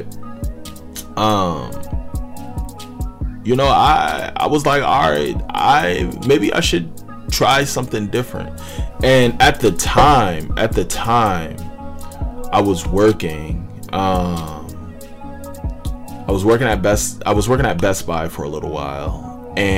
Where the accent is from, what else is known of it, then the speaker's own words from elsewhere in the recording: Northern Virginia, United States; moved away as an adult; I'm from Northern Virginia